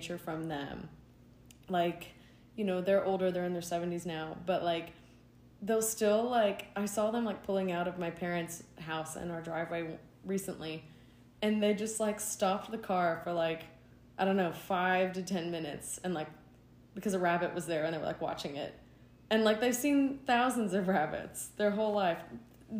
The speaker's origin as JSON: {"language": "English", "region": "East Tennessee", "country": "United States", "tie": "born or raised there", "said": "I grew up in East Tennessee in the mountains, in the Appalachians"}